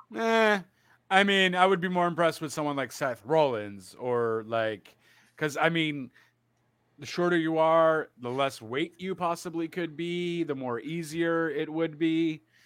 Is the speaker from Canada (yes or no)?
yes; Canada; I'm Canadian